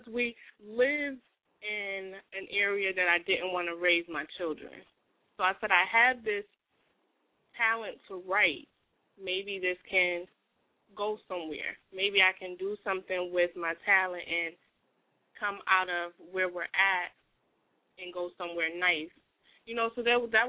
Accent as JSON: {"language": "English", "town": "Bridgeport", "region": "Connecticut", "country": "United States", "tie": "born or raised there", "moved": "as an adult", "lives_now": "Concord, United States", "said": "I'm from Bridgeport, Connecticut. Lived there most of my life"}